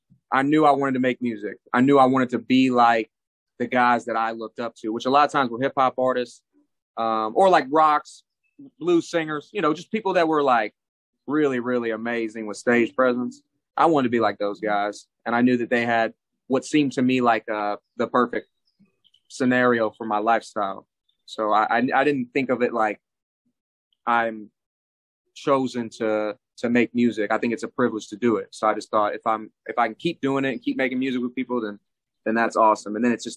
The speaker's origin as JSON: {"language": "English", "region": "New Mexico", "country": "United States", "tie": "born or raised there", "also_born_or_lived": "Florida", "said": "I came up in the Southwest in New Mexico. When I moved to New Mexico from Florida, that's when it really started turning up."}